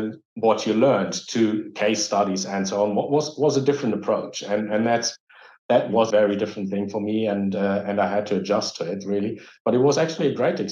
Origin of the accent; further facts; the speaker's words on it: Dortmund, North Rhine-Westphalia, Germany; English is a second language; I grew up here. I was born here. I was educated here.